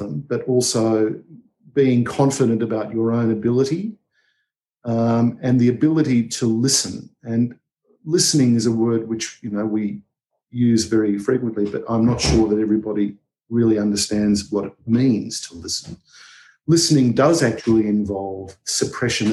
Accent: Australia

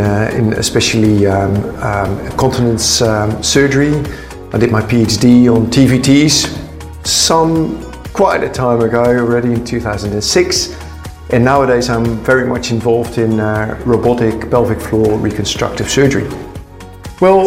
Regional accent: Netherlands; I'm from the Netherlands

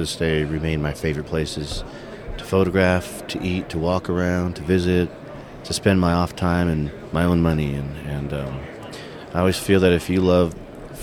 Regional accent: Big Bear, California, United States; Growing up in Big Bear, California

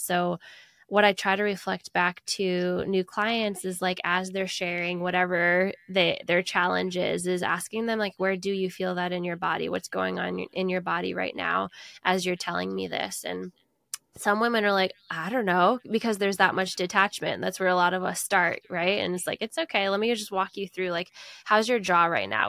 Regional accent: United States; I'm an American

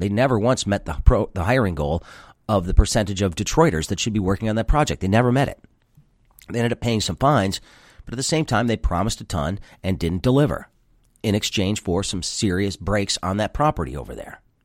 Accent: Grosse Pointe, Michigan, United States; I grew up in Grosse Pointe

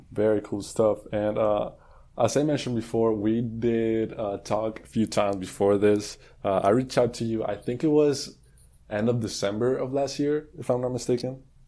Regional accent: Colombia; moved away as an adult; now in Houston, United States; I'm from Colombia. I I moved to Houston two years ago

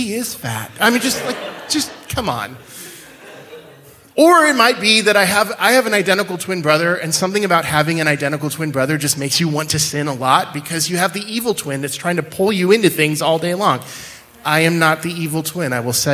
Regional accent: central Washington, United States; moved away; I grew up in a little town in central Washington.

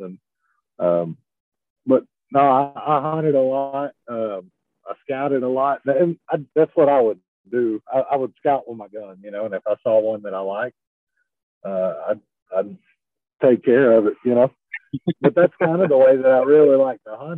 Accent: Texas, United States; I'm from Texas

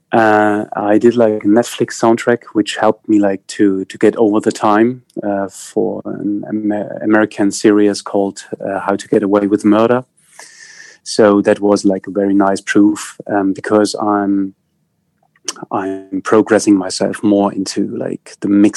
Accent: East Germany, Germany; English is a second language; I grew up in East Germany. So like the GDR

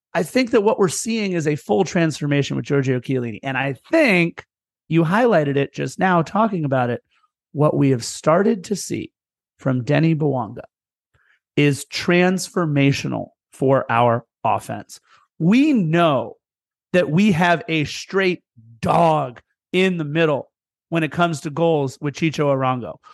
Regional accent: Torrance, California, United States; I lived in apartment one one five growing up in Torrance in the apartment complex we lived

